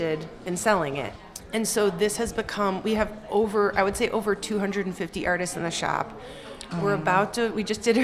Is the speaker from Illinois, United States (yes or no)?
yes; Chicago, Illinois, United States; moved away as an adult; I'm from Chicago. I've been back here since college, since 2010